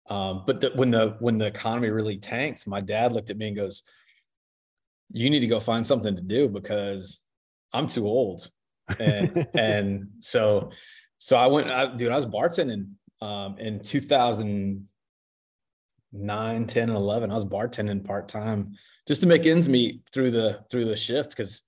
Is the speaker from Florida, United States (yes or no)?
no; Charlotte, North Carolina, United States; born there; So I was born in Charlotte. So that makes me kind of a unicorn here.